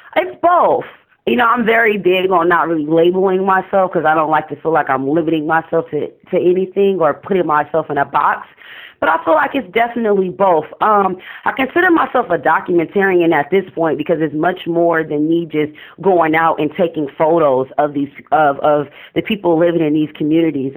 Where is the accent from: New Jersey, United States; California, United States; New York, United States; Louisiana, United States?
California, United States; Oakland; I'm from East Oakland